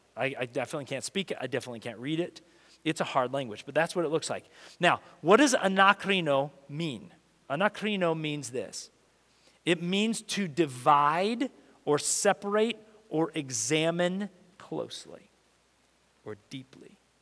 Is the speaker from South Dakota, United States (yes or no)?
yes; Rapid City, South Dakota, United States; when I was a kid, uh, I grew up in elementary school in that, that kind of age. We grew up in South Dakota, Rapid City, South Dakota.